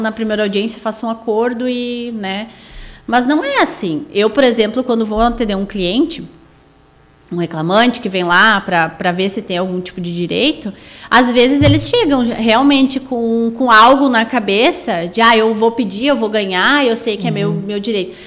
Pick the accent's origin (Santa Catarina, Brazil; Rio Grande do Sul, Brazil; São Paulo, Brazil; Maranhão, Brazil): Rio Grande do Sul, Brazil; Sapiranga; sou natural de Sapiranga, nasci aqui, me criei aqui, não tenho pretensão de sair de Sapiranga